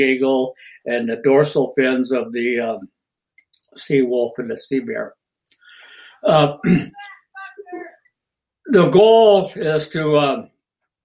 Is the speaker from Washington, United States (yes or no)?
yes; San Juan Islands, Washington, United States; We're from the San Juan Islands of Washington State, Puget Sound, or the Salish Sea